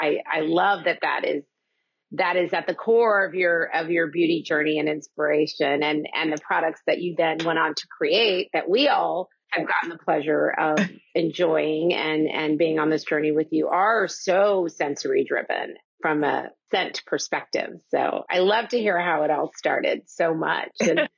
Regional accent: Oklahoma, United States; I grew up in Oklahoma, and we go to Dallas to go to the bigger department stores.

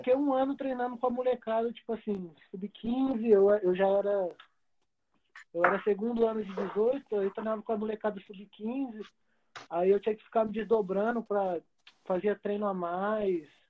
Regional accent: Campinas, São Paulo, Brazil; eu sou de Campinas

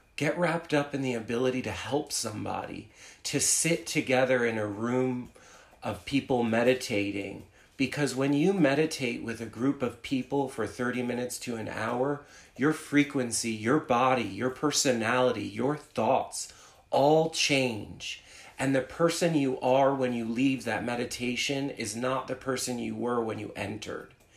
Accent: New Jersey, United States; moved away as an adult; also born or lived in New York City; I uh, was born and raised in New Jersey

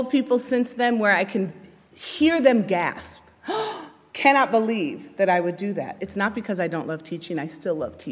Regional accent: Chicago, Illinois, United States; I grew up in Chicago

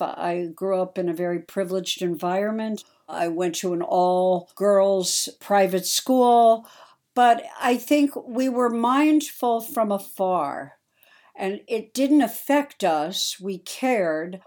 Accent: New York City, New York, United States; I was born in New York City

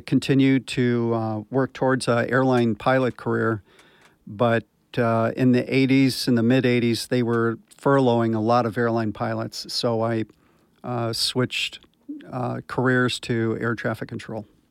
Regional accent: Anaheim, California, United States; I'm from, uh, right here in Orange County. I grew up in Anaheim Hills

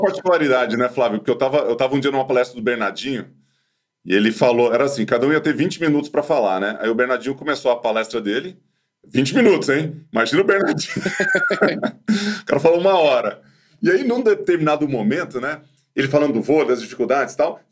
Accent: Ituverava, São Paulo, Brazil; moved away; quando eu era moleque lá em Ituverava

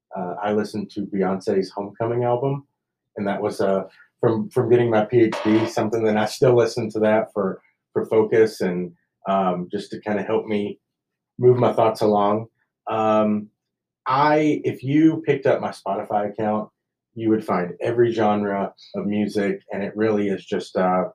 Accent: Kentucky, United States; now in Lubbock, United States; growing up in Kentucky where you get a lot of rain and it's humid, to moving here to Lubbock

